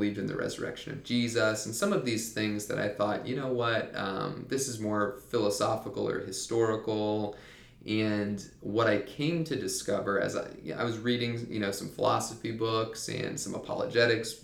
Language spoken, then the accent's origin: English; Mansfield, Ohio, United States; moved away as an adult; also born or lived in Cedarville, Ohio; now in Upstate South Carolina, United States; I'm from the Cleveland area in Ohio, a town called Mansfield. It's south of Cleveland. And I grew up there